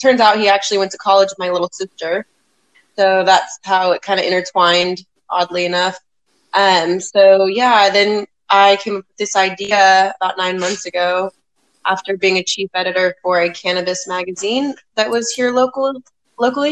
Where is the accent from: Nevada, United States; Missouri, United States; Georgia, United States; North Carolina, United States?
Nevada, United States; Las Vegas; now in Oklahoma, United States; I'm originally from Las Vegas, Nevada.